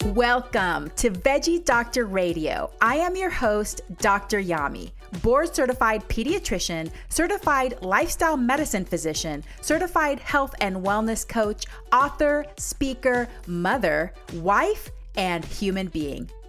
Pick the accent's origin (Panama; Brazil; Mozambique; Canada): Panama; now in United States; I'm from Central America, Panama.